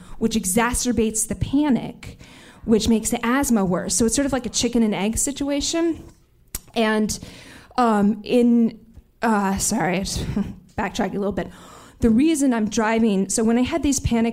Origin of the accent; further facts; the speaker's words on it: New York City, New York, United States; a pathetic, neurotic New Yorker like me